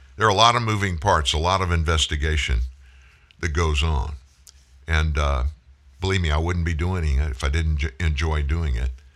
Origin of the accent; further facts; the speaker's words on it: South Louisiana, United States; I'm from South Louisiana. I grew up hunting, principally duck hunting